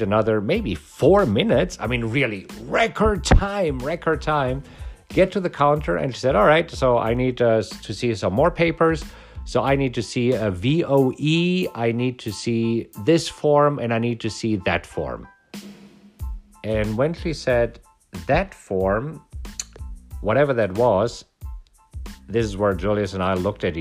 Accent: Germany; now in United States; I am from Germany. I did not grow up here.

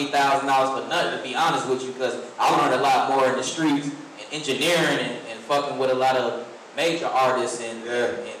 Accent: Fayetteville, North Carolina, United States; moved away as an adult; now in Atlanta, United States; I came out here from Fayetteville, North Carolina

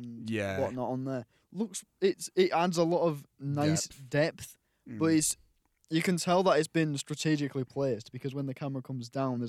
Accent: Cottingham, Yorkshire and the Humber, United Kingdom; I come from Cottingham, the biggest village in the UK.

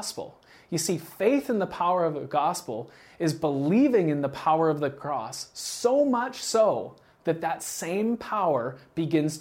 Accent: Canada; I'm from Canada

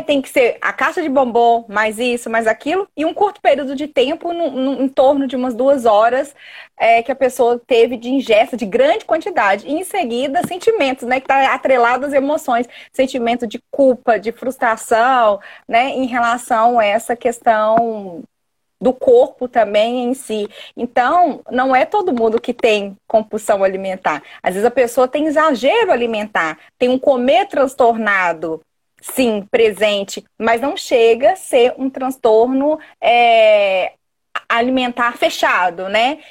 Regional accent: Belo Horizonte, Minas Gerais, Brazil; accent: mineiro; eu sou de Minas, sou aqui de BH

